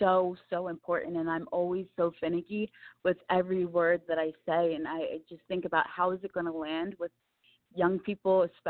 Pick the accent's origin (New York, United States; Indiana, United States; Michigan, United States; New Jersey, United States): New Jersey, United States; Camden; I came from Camden, New Jersey, and I was born and raised surrounded by so much chaos and angst